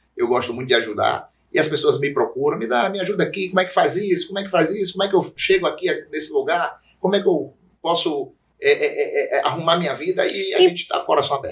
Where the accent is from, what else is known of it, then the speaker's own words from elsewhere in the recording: Feira de Santana, Bahia, Brazil; eu sou feirense, né? Eu já nasci em Feira de Santana.